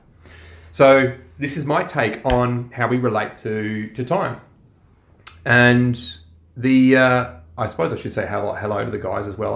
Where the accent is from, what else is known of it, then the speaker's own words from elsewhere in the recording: Australia; We're Aussie blokes, we're dads, and we're entrepreneurs.